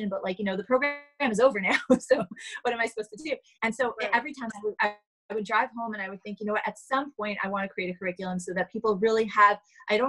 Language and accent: English; New York City, New York, United States; I grew up in Manhattan